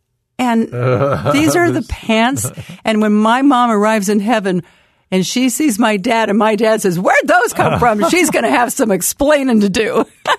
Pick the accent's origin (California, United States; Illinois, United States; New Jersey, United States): California, United States; Sacramento; I'm from Sacramento, but I live